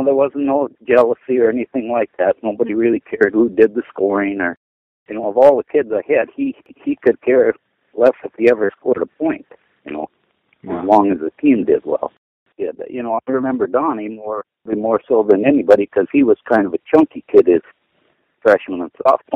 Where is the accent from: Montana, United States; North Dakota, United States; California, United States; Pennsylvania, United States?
North Dakota, United States; Crosby; also born or lived in Dickinson, North Dakota / Epping, North Dakota; I was born in Crosby, North Dakota in 1946. I graduated in 64, went to school in Dickinson